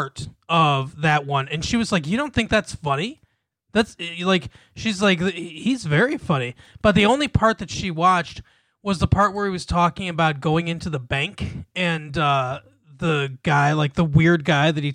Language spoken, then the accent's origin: English; Long Island, New York, United States; I'm from Long Island.